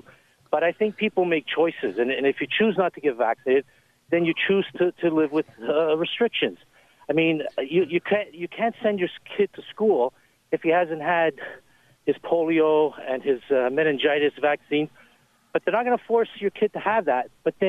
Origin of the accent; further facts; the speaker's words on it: Canada; also born or lived in Italy; I was born in Italy. I came as a young child. And yes, I am Canadian with an Italian heritage.